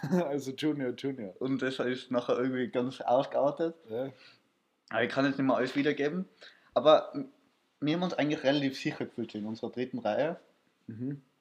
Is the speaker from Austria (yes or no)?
yes; Austria; ich habe halt gesagt, ich bin aus Österreich